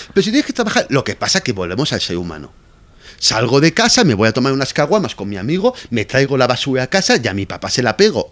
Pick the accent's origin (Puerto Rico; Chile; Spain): Spain; Valencia, Valencian Community; moved away as an adult; also born or lived in Barcelona / Madrid; now in Mexico; yo me he criado 23 años en, en Valencia